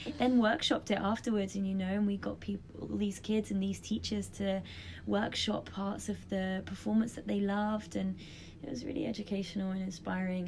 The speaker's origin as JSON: {"language": "English", "region": "London", "country": "United Kingdom", "tie": "born or raised there", "moved": "as an adult", "lives_now": "Australia", "said": "I grew up in London"}